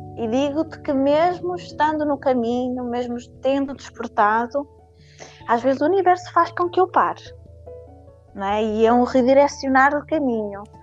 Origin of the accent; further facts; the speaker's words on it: Paços de Ferreira, Norte, Portugal; now in Guimarães, Portugal; Eu sou de Passo Ferreira